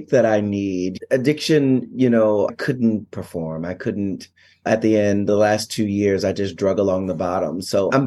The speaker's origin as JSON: {"language": "English", "town": "Philadelphia", "region": "Pennsylvania", "country": "United States", "tie": "born or raised there", "moved": "as an adult", "lives_now": "New York City, United States", "said": "I'm from Philadelphia"}